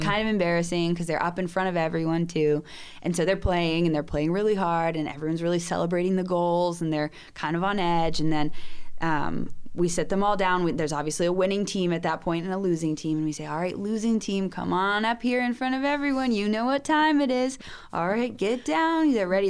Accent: Georgia, United States; moved away as an adult; now in Peru; I grew up in Georgia

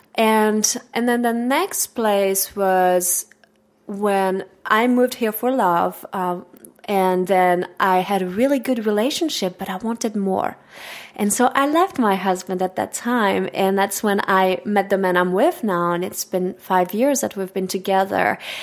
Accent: Switzerland; first language French; English is a second language; moved away as an adult; now in United States; Growing up in Switzerland

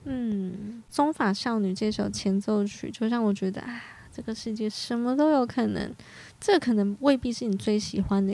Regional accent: Hualien County, Taiwan; 我花莲人我也是见过猴子的

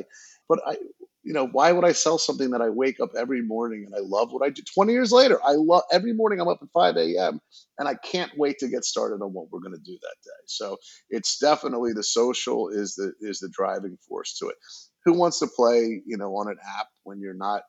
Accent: New Jersey, United States; moved away; I'm from Jersey originally

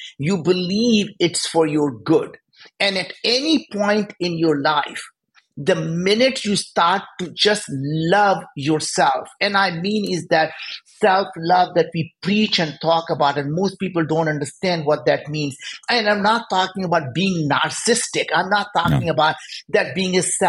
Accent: India; moved away; we grew up in India. We were very poor

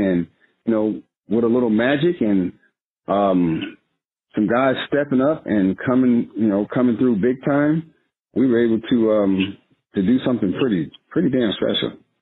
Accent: United States; being an American

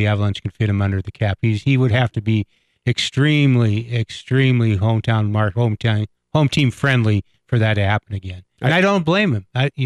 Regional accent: Oregon, United States; born or raised there; now in Denver, United States

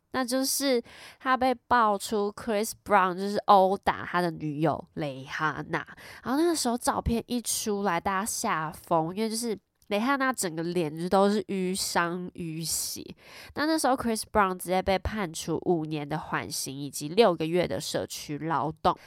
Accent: Taiwan; accent: Taiwanese Mandarin; 因为念太快我直接台湾国语

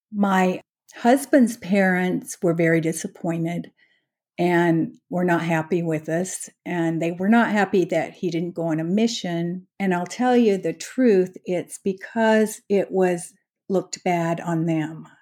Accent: Utah, United States; moved away as an adult; now in Frisco, United States; I was born and raised in Utah

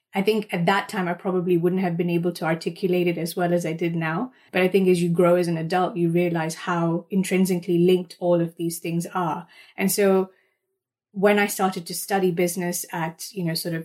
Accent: Kenya; moved away; my roots where I was raised in Kenya

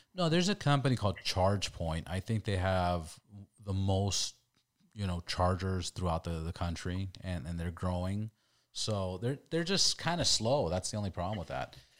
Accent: California, United States; we're from California

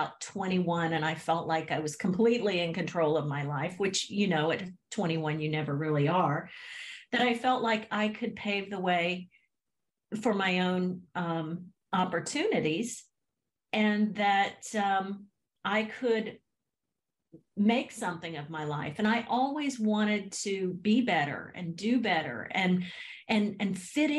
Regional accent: Haines City, Florida, United States; I grew up in Central Florida in a small town called Haines City

